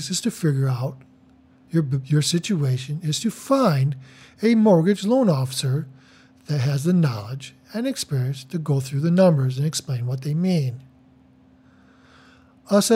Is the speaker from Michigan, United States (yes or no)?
yes; Detroit, Michigan, United States; I am from Metro Detroit